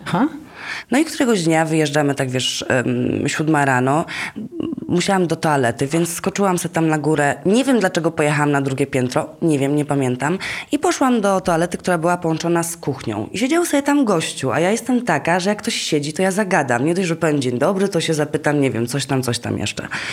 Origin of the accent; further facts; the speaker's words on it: Gdańsk, Pomeranian Voivodeship, Poland; moved away; ja pochodzę z Gdańska